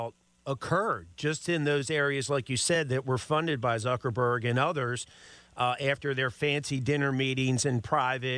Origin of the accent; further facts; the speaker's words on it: Maryland, United States; I'm from Maryland, grew up in Maryland